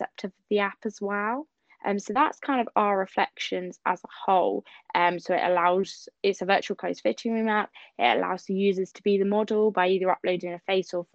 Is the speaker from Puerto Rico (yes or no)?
no; Southampton, South East England, United Kingdom; I'm from Southampton in the UK and England.